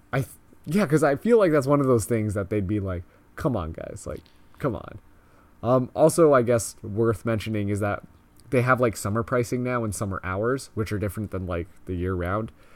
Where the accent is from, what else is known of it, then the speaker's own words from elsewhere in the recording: Canada; we are so Canadian right now.